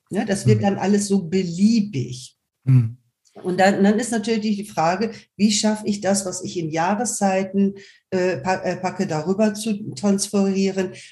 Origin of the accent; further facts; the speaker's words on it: Germany; Also ich weiß zumindest, ich könnte auf Kap Verden auf Dauer nicht leben. Ich bin Deutsche.